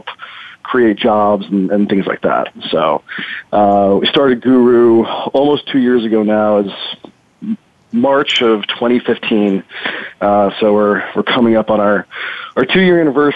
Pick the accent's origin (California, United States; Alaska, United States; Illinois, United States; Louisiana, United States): Illinois, United States; Chicago; now in San Diego, United States; I'm originally from Chicago, live in San Diego now